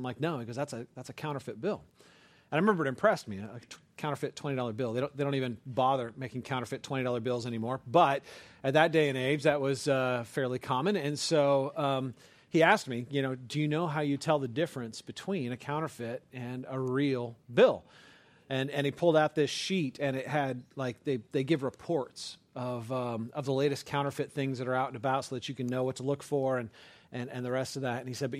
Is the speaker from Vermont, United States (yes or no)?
no; California, United States; I grew up in California, and my dad was a banker.